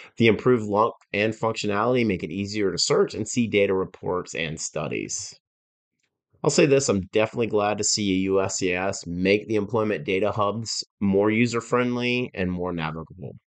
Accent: Georgia, United States; my home state of Georgia

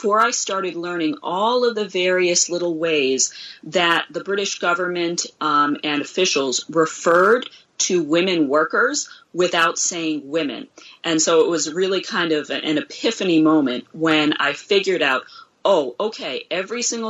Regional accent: United States; as an American

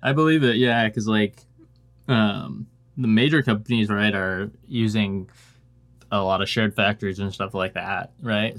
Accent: Washington, United States; also born or lived in Oregon; now in Nashville, United States; a family moved up to Washington when I was, like, five or six. And, uh, spent most of my life in Washington State.

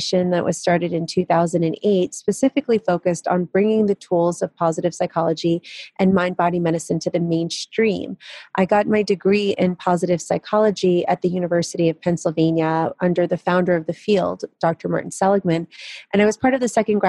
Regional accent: Kyiv, Ukraine; moved away; I was born in Kiev, Ukraine, which was the Soviet Union back then.

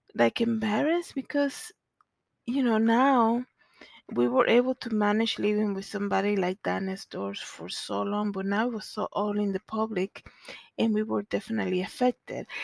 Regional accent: Santo Domingo, Distrito Nacional, Dominican Republic; growing up in Zona Colonial in the Dominican Republic

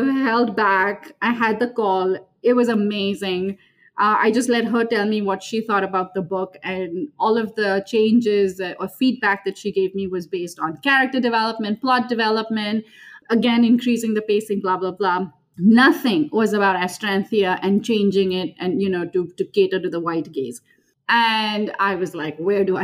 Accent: Mumbai, Maharashtra, India; moved away as an adult; now in Minneapolis, United States; I was born and raised in Mumbai, India, and currently reside in Minneapolis, Minnesota with my husband

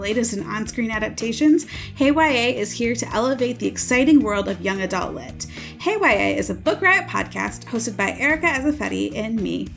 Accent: Midwest, United States; I'm from the Midwest

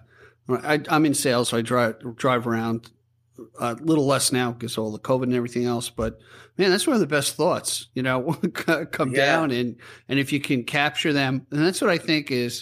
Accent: Island Trees, New York, United States; I grew up in Island Trees right down the block

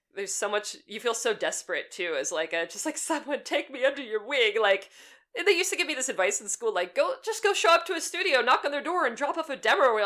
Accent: Pittsburgh, Pennsylvania, United States; accent: Pittsburgh; moved away; I grew up in Western Pennsylvania.

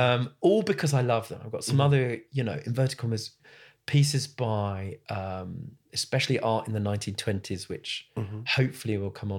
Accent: Southgate, London, United Kingdom; You know, I grew up in Southgate

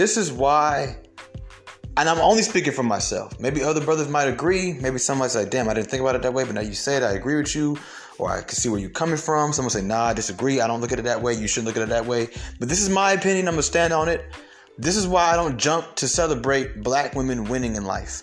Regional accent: Atlanta, Georgia, United States; also born or lived in Bronx, New York; I'm from Atlanta. Been in Atlanta my whole life. I was born in the Bronx, but I've been in Atlanta

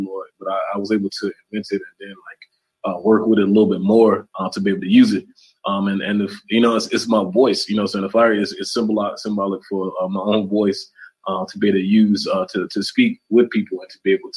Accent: South Carolina, United States; I'm from South Carolina.

